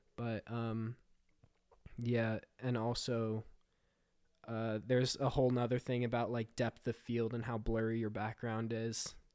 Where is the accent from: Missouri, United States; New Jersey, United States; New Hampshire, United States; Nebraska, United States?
New Jersey, United States; I am a filmmaker from New Jersey.